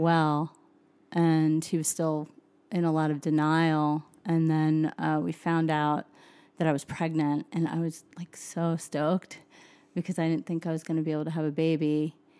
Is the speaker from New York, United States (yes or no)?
yes; Suffern, New York, United States; moved away as an adult; also born or lived in Nashville, Tennessee; now in Utah, United States; a little town called Suffren. It's about an hour outside of Manhattan